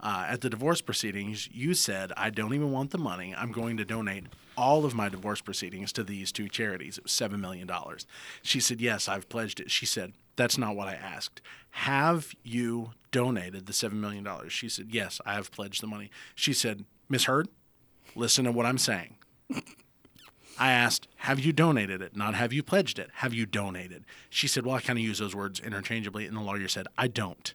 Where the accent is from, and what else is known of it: the South, United States; accent: Southern